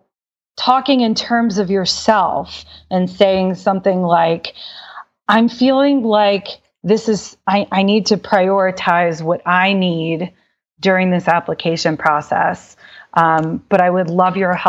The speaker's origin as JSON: {"language": "English", "town": "Dallas", "region": "Texas", "country": "United States", "also_born_or_lived": "Boston / Miami / Thailand", "moved": "yes", "said": "I'm from Dallas originally."}